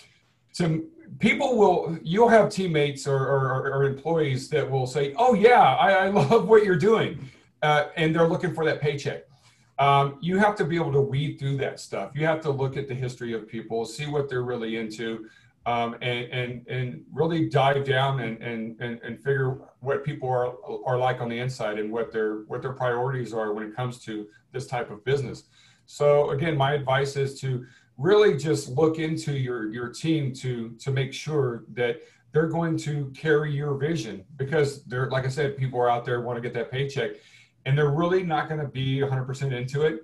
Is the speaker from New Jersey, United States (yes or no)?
no; League City, Texas, United States; moved away; I'm originally from Texas. So I was living in Texas in a little town called League City, south of Houston